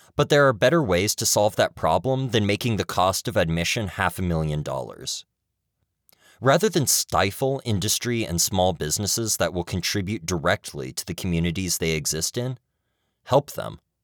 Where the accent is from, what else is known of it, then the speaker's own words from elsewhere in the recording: Kentucky, United States; my home state of Kentucky